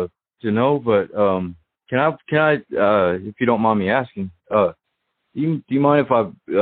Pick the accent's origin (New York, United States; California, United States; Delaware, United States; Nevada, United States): Nevada, United States; Las Vegas; I'm from Las Vegas. I got born and raised here. … I'm 30 years old. I went out there in Kentucky.